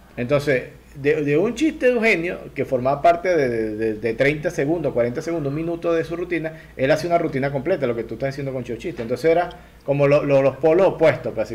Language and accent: Spanish; Lara, Venezuela; Yo, yo soy de Lara